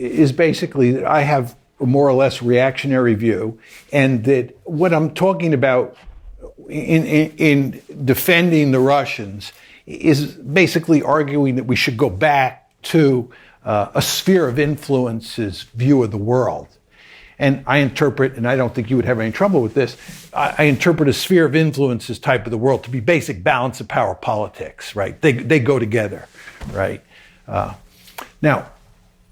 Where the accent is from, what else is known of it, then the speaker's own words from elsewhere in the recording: United States; I was born in the United States